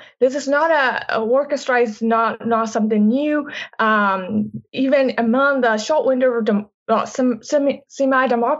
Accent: Myanmar; moved away; I grew up in Myanmar.

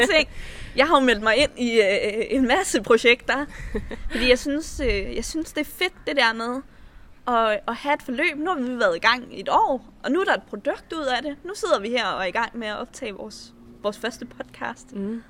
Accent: Slagelse, Zealand, Denmark; moved away as an adult; jeg flyttede, øh, fra Slagelse, hvor jeg voksede op

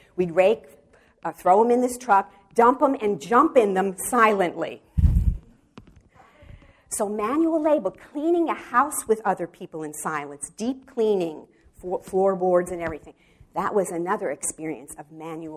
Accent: New York City, New York, United States; moved away as an adult; now in Wichita, United States; I'm from the Bronx

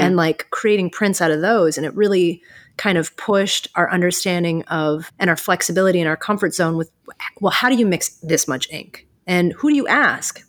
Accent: Cleveland, Ohio, United States; moved away as an adult; also born or lived in New York City / Austin; now in Erie, United States; I'm originally from Cleveland

